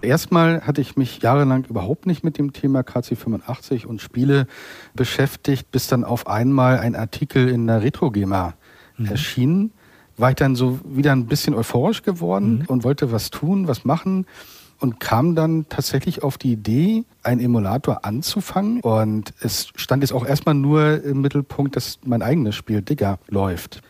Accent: Waren, Mecklenburg-Vorpommern, Germany; moved away; also born or lived in Berlin; in meiner Heimatstadt Warn, wo ich geboren und aufgewachsen bin

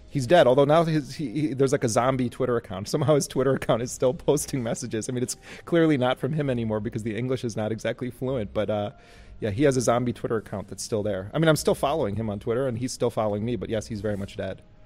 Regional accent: United States; as an American

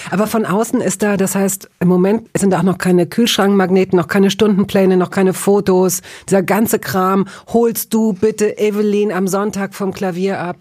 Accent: Hanover, Lower Saxony, Germany; in Hannover, wo ich aufgewachsen bin

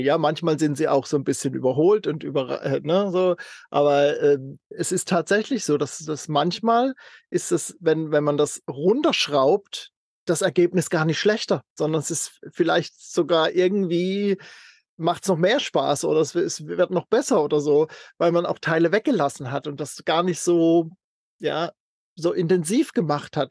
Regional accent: near Freiburg im Breisgau, Baden-Württemberg, Germany; FR ist dann auch noch aus meiner Heimat, das ist der Nachbarkreis aus in, äh, Freiburg in Breisgau.

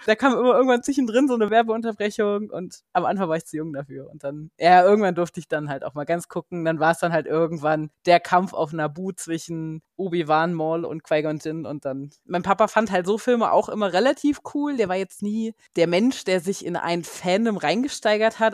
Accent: Germany; moved away as an adult; also born or lived in United States; now in Munich, Germany; ich komme zwar nicht aus dem Rheinland selber, aber zumindest so anderthalb Stunden südlich von Köln

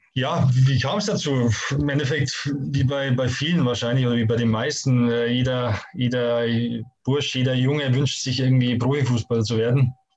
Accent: Bavaria, Germany; moved away as an adult; also born or lived in Hamburg / Stuttgart; ich komme ja wirklich direkt aus den Bergen

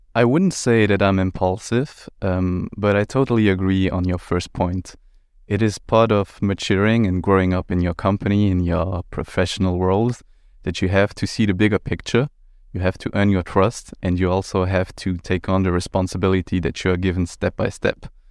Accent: Luxembourg; also born or lived in Brussels / Milan; I'm twenty-seven years old, born and raised in Luxembourg

